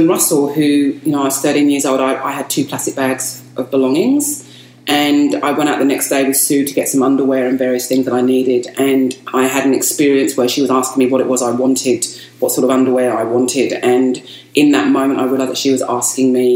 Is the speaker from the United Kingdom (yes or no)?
yes; Kent, South East England, United Kingdom; moved away as an adult; also born or lived in Indonesia; now in Australia; I grew up in Kent, and that's known as English Country Garden, England's Country Garden.